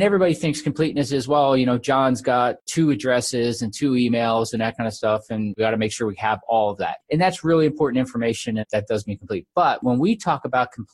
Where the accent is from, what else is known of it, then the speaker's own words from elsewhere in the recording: New Jersey, United States; moved away as an adult; also born or lived in Iowa; I was born in New Jersey. I get kind of hung out there. And I was a big athlete when I was a kid